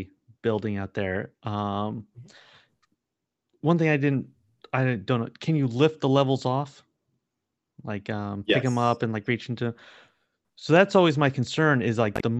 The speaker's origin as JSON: {"language": "English", "town": "San Diego", "region": "California", "country": "United States", "tie": "born or raised there", "said": "I grew up in San Diego"}